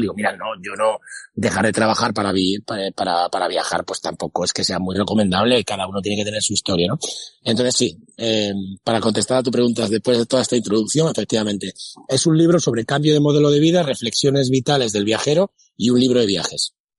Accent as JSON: {"language": "Spanish", "area": "a village near Mérida", "region": "Extremadura", "country": "Spain", "tie": "born or raised there", "said": "descubrí el cine en versión original, que en mi pueblo no existía. Eh, para ir al cine tenías que ir a Mérida"}